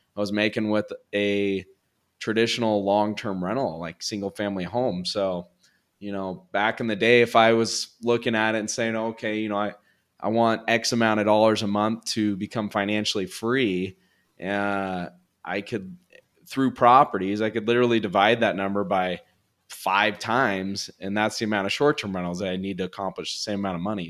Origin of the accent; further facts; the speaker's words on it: California, United States; moved away as an adult; now in Colombia; I'm from California originally.